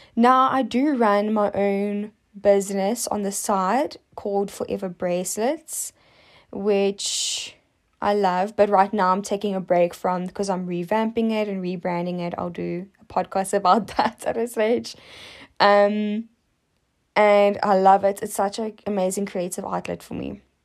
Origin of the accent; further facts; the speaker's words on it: South Africa; as a South African